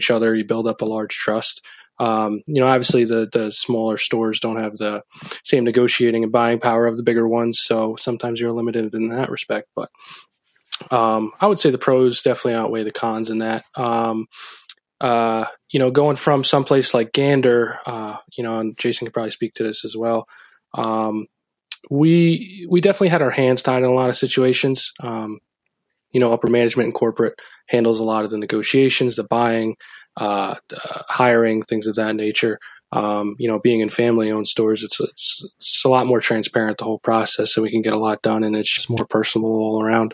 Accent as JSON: {"language": "English", "area": "Rockland", "region": "New York", "country": "United States", "tie": "born or raised there", "said": "we had a local store down by where I grew up in Rockland"}